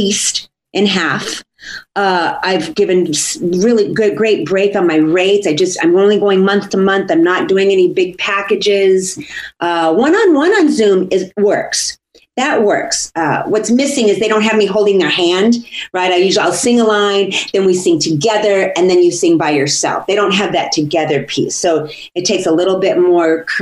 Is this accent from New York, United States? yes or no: no; Santa Barbara, California, United States; here in Santa Barbara, my hometown